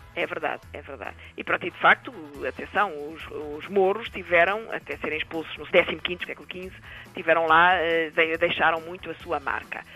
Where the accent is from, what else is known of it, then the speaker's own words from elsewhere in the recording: Lisbon, Portugal; Eu pelo menos sou alfacinha